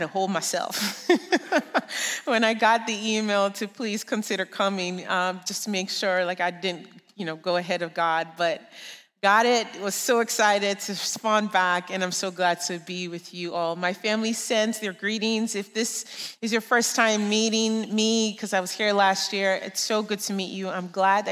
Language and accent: English; Nigeria; moved away; I grew up in Nigeria. I'm sure you can hear the accent.